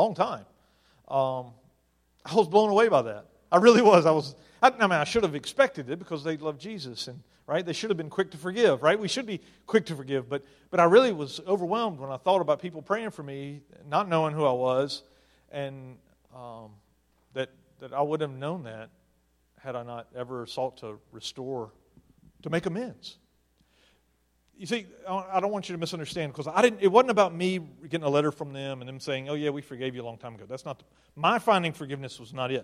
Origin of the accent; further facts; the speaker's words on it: Mississippi, United States; now in Maryland, United States; I'm from Mississippi, and things in Mississippi are a little different than they are in Maryland.